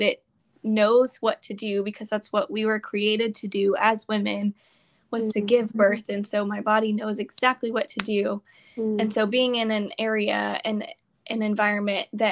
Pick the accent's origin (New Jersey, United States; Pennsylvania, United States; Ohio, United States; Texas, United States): Texas, United States; Houston; We're from Houston